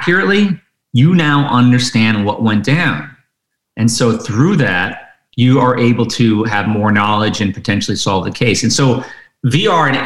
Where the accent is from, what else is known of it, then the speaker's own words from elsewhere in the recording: Detroit, Michigan, United States; I grew up in Detroit in the 70s